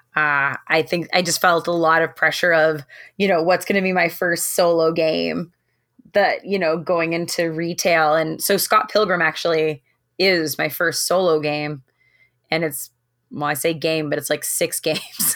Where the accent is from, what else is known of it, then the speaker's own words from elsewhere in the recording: Toronto, Ontario, Canada; I'm from Toronto